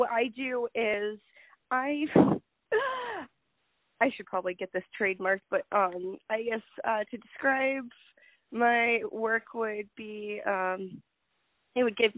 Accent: Phoenix, Arizona, United States; is my hometown in Phoenix, Arizona

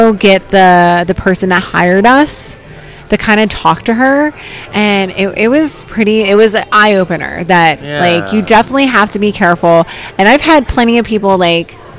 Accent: New Jersey, United States; I'm from South Jersey

